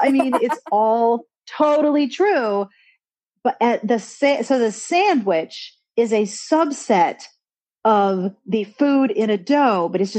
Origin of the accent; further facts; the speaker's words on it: Pittsburgh, Pennsylvania, United States; I am from Pittsburgh